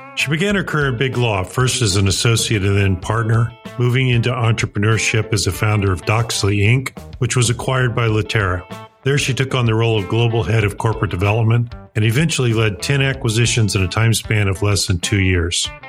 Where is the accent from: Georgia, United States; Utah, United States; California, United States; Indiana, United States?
Indiana, United States; Greencastle; a small town called Greencastle, Indiana, where I grew up